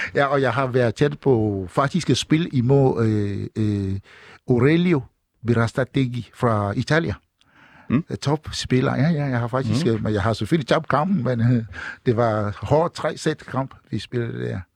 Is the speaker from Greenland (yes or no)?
no; Togo; also born or lived in Kalundborg / Ringsted; now in Denmark; fra min barndom i Togo, Vestafrika